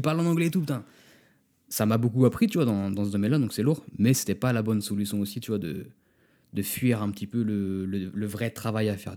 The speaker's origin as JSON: {"language": "French", "country": "France", "also_born_or_lived": "Los Angeles"}